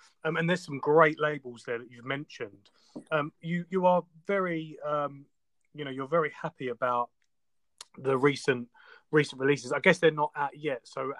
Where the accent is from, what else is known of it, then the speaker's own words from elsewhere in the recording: London, United Kingdom; I'm from London myself